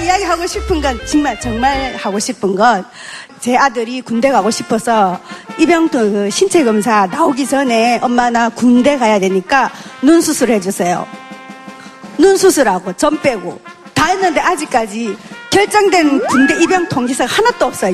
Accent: Geoje, South Gyeongsang, South Korea; 경남 거제시에서 왔습니다.

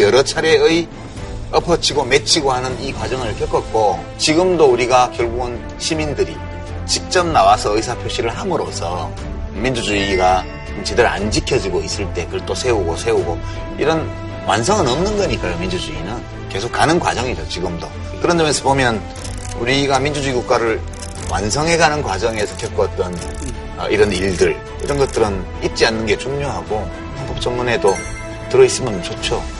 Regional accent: Daegu, South Korea; 나 대구 사람이라

